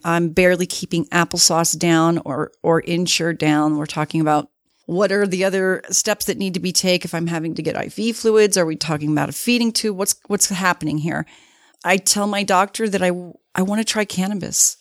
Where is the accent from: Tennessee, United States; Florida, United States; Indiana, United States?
Florida, United States; Miami; moved away as an adult; now in Salt Lake City, United States; I was born and raised in Miami. Florida.